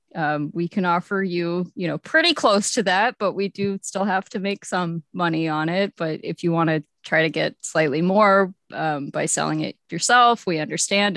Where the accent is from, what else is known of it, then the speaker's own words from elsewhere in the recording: Texas, United States; moved away; I was from Texas and I really mostly just had GameStops and E V Games